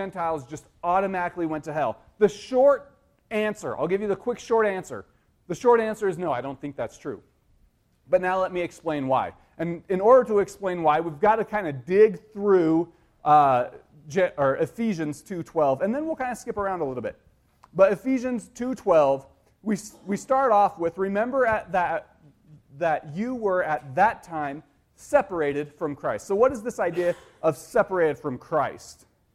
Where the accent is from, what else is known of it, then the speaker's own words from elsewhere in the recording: United States; As American citizens, as U.S. citizens